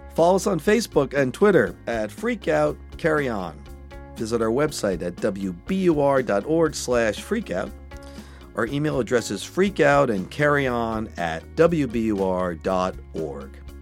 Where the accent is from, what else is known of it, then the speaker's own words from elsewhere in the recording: Wilmington, Delaware, United States; I grew up in Wilmington, Delaware